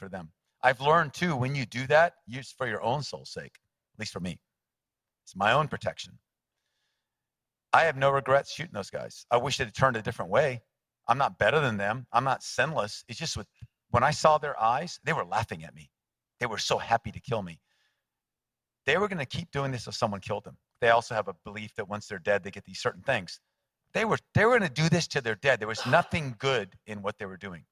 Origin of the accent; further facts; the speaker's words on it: United States; I'm an American